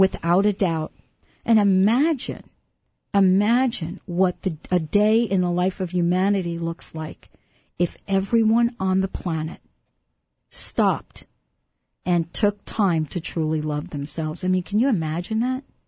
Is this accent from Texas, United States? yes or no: no; New York City, New York, United States; I come from New York City